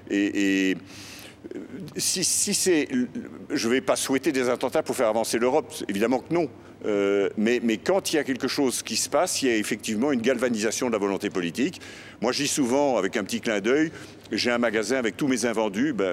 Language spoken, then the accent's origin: French; Belgium; Je suis belge, je suis en faveur de la construction européenne, j'y ai passé l'essentiel de ma carrière